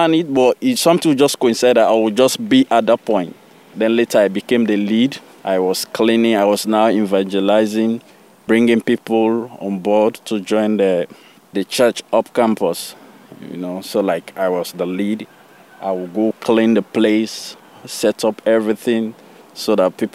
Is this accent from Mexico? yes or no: no; Sierra Leone; now in Boston, United States; I was born in Sierra Leone